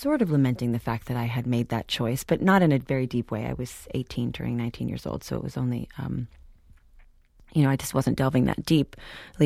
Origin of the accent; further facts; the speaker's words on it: New York, United States; moved away as an adult; now in Los Angeles, United States; Growing up in New York